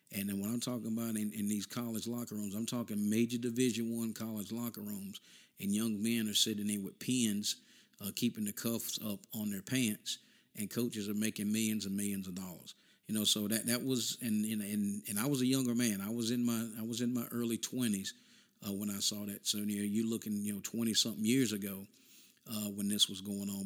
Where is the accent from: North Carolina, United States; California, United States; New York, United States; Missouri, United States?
North Carolina, United States; We came from North Carolina